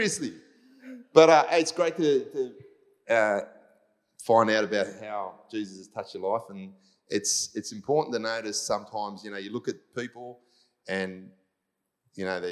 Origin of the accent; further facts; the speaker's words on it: Cyprus; I'm from Cyprus, so in case they know, Greek Cypriot